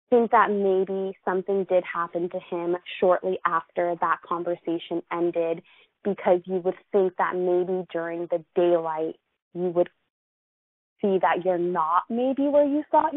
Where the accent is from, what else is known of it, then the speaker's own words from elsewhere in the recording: Los Angeles, California, United States; I'm from Los Angeles